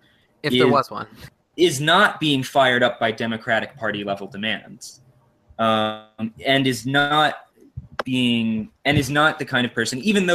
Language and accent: English; New Jersey, United States; I'm from New Jersey